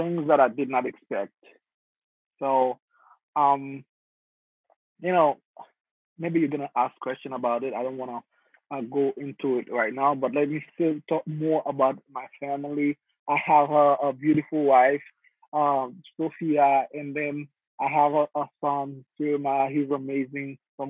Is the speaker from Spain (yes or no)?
no; Haiti; now in United States; I am originally from Haiti. Grew up in Haiti.